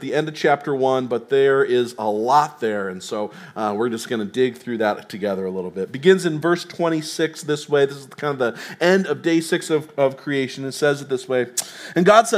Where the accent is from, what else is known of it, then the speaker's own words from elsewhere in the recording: Tennessee, United States; moved away; I'm from Tennessee